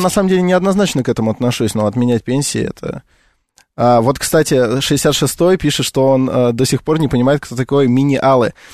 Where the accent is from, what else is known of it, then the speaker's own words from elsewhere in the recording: Russia; я в том числе про миллениалов русских, потому что я себя могу к ним отнести